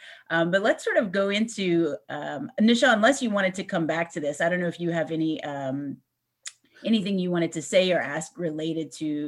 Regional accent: Louisiana, United States; I'm from Louisiana. And so I, even though I'm white

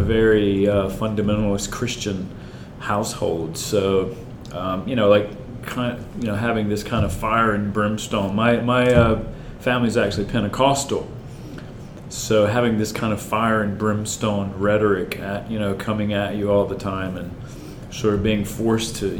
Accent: Forest City, North Carolina, United States; moved away as an adult; I grew up in North Carolina, small town. About 10,000 people, a town called Forest City, North Carolina

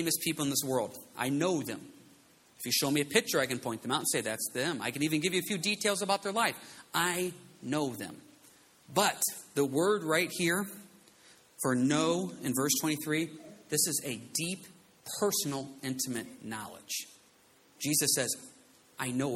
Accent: United States; We are an American society

